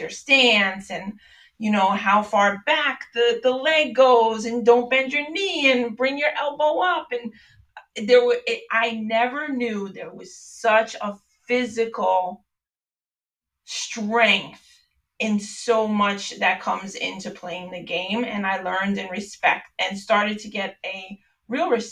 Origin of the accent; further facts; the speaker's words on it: New York, United States; moved away; I'm originally from New York